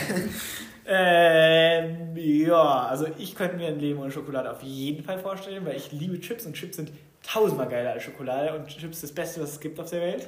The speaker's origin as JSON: {"language": "German", "region": "Baden-Württemberg", "country": "Germany", "said": "weil ich aus Baden-Württemberg komme"}